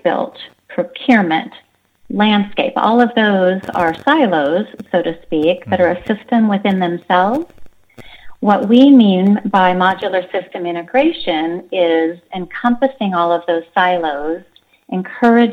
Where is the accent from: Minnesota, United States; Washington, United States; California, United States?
Washington, United States; Seattle; I grew up in the Seattle area